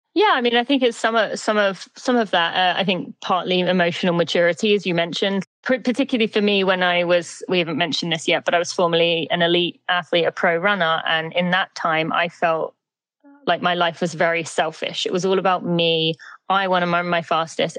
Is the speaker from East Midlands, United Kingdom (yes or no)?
no; St Albans, East of England, United Kingdom; moved away as an adult; now in St. Louis, United States; I'm from Great Britain. I'm from just above London, a town called St. Albans in the UK. But I've been in the US for 15 years now